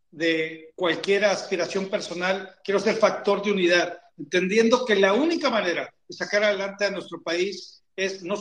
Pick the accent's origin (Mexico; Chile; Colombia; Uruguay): Mexico; Esto tiene que ser uno de los principales acuerdos que hagamos como sociedad mexicana.